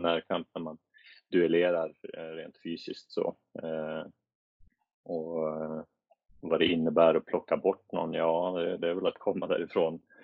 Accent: Sweden; moved away as an adult; jag var svensk

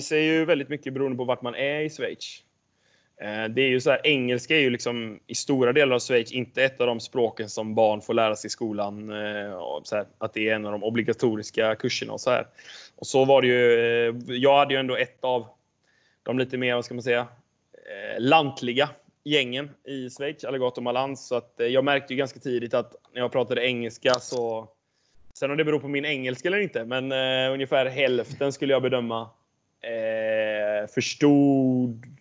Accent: Jonsered, Västra Götaland, Sweden; moved away as an adult; also born or lived in Varberg; Jag är uppvuxen i eh, en by utanför Göteborg som heter Jonsered

